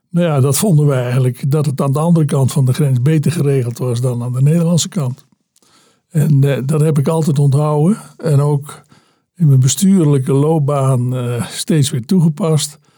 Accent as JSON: {"language": "Dutch", "area": "at the Belgian border", "region": "Zeeland", "country": "Netherlands", "tie": "born or raised there", "said": "ik ben geboren eh, aan de uiterste zuidwest, in de uiterste zuidwesthoek van eh, Nederland. Eh, aan, pal aan de Belgische grens. Mijn eh, geboortewieg stond op minder dan een kilometer van de Belgische grens daar."}